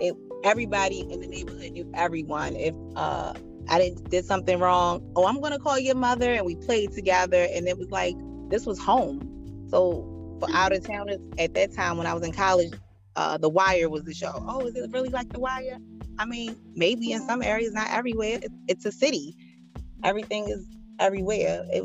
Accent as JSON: {"language": "English", "town": "Baltimore", "region": "Maryland", "country": "United States", "tie": "born or raised there", "said": "I live in Baltimore County now, but I grew up in Baltimore City my whole life."}